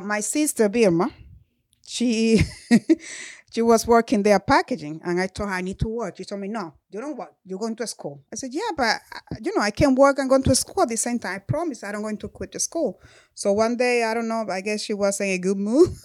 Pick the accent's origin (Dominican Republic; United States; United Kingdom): Dominican Republic; moved away as an adult; I came to this country when I was 20 years old. I grew up in Dominican Republic